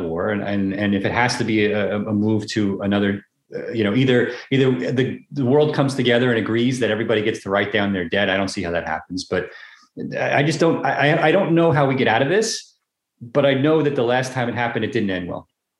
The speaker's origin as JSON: {"language": "English", "region": "New York", "country": "United States", "said": "I'm from New York"}